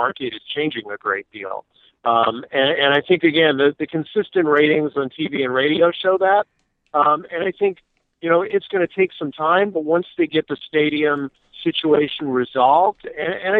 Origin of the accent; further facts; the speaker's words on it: New Jersey, United States; moved away as an adult; now in Tampa Bay, United States; I grew up in New Jersey